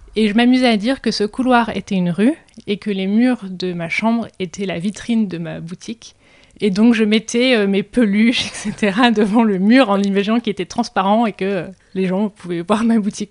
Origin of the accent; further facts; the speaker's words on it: Drôme, Auvergne-Rhône-Alpes, France; also born or lived in Paris; now in Aix-en-Provence, France; j'ai grandi dans la Drôme